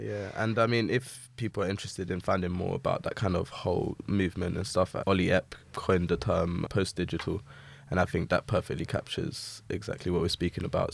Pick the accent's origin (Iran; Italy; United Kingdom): United Kingdom; London; I'm a painter from Southeast London, born and raised in Peckham